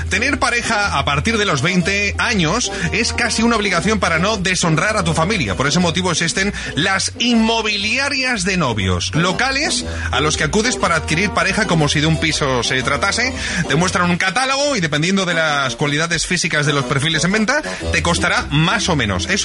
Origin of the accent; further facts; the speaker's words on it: Valencia, Valencian Community, Spain; De Valencia.